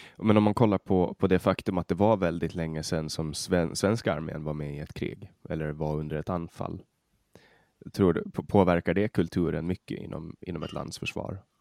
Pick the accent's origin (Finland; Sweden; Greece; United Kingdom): Finland; jag är finsk medborgare och känner mig som finsk för att jag har alltid varit underställd den finska statens lagar.